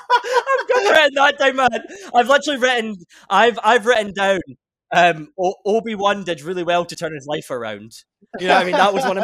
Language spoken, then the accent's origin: English; Scotland, United Kingdom; we're both Scottish